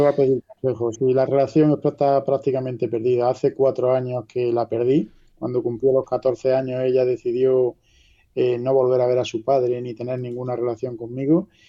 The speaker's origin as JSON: {"language": "Spanish", "town": "La Carolina", "region": "Andalusia", "country": "Spain", "said": "Yo soy de la Carolina, provincia de Jaén, y aquí somos un pueblo relativamente pequeño."}